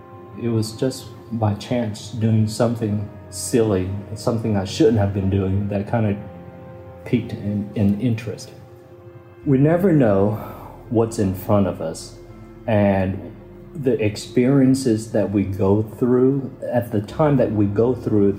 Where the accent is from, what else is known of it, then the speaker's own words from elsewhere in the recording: Kentucky, United States; growing up in South Vietnamese culture, we eat a lot of rice. And in Kentucky, it was all potatoes.